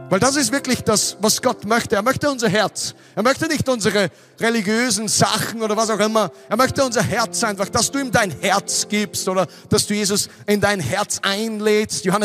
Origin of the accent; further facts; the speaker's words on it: Austria; Weißt du, ich komme aus Österreich, ich bin zwei Stunden 47 Minuten oder so gefahren.